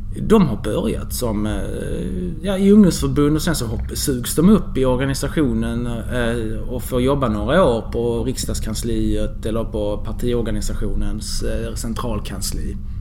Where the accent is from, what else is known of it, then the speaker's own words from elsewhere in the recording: Skanör, Skåne, Sweden; also born or lived in Nahariya, Israel / Lund; now in Malmö, Sweden; Vi flyttade till Skanör, familjen, mm. när jag var två år gammal. Okay. Och sen har jag vuxit upp där